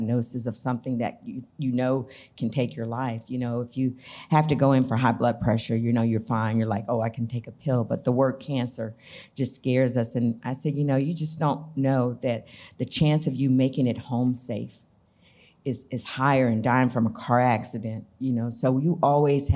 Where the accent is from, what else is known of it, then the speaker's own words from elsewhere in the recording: Arkansas, United States; also born or lived in Blytheville, Arkansas / San Diego, California; I was from Arkansas